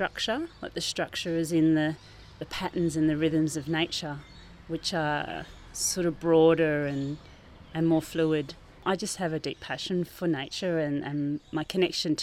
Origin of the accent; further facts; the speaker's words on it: Maramarua, Waikato, New Zealand; also born or lived in Thames, New Zealand; now in Brunswick Heads, Australia; I grew up in New Zealand. I was born in Thames in the North Island on the Coromandel Peninsula, and I grew up in a little town called Maramarua.